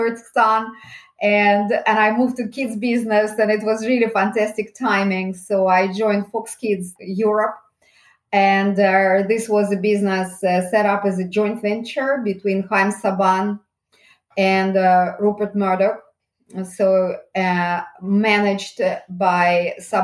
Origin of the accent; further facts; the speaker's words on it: Saint Petersburg, Russia; moved away as an adult; now in United Kingdom; Originally, maybe you can hear my accent. I actually come from Russia. I was born in St. Petersburg and I came to United Kingdom in the early 90s.